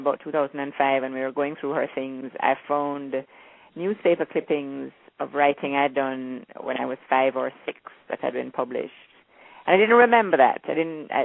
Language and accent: English; Kingston, Jamaica; I was born in Kingston, but my family comes from different parts of Jamaica.